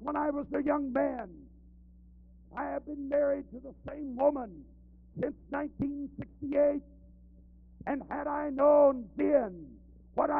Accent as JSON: {"language": "English", "town": "Siloam Springs", "region": "Arkansas", "country": "United States", "tie": "born or raised there", "said": "my hometown there in Siloam Springs, Arkansas, right nearby where I live"}